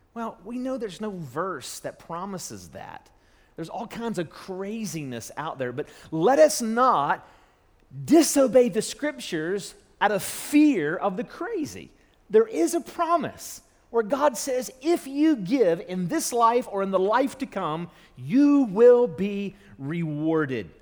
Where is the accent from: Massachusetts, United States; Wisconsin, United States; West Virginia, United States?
West Virginia, United States; Charleston; moved away as an adult; also born or lived in Louisville; now back in my hometown in Charleston, West Virginia